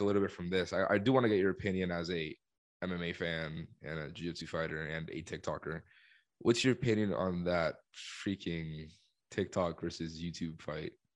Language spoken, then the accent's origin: English; Colombia; moved away; I'm from Colombia